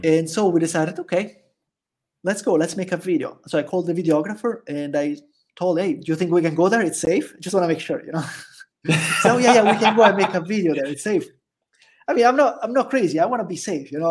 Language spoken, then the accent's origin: English; Italy; first language Italian; English is a second language; also born or lived in Jacksonville, Florida; now in El Salvador; I'm also from Italy